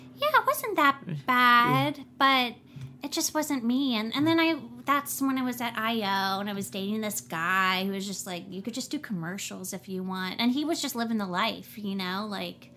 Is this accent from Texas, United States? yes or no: no; New Orleans, Louisiana, United States; now in Los Angeles, United States; I'm from New Orleans